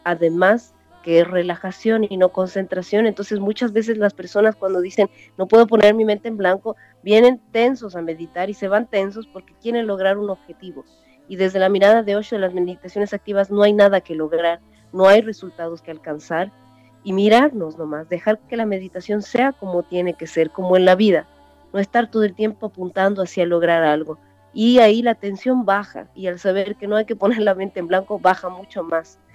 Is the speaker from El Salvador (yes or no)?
no; Bolivia; moved away as an adult; also born or lived in Chile